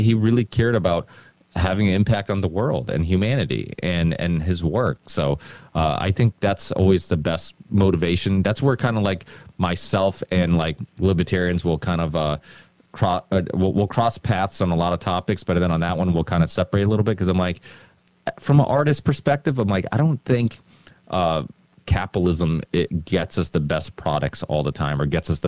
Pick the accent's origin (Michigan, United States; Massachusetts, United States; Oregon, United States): Massachusetts, United States; Ludlow; my hometown in Ludlow